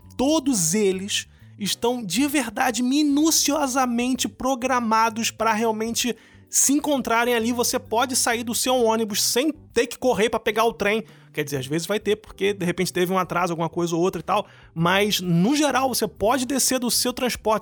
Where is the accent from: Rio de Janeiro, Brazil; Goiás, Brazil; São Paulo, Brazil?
Rio de Janeiro, Brazil; moved away as an adult; now in Germany; o Rio de Janeiro, que é a minha realidade, de onde eu vim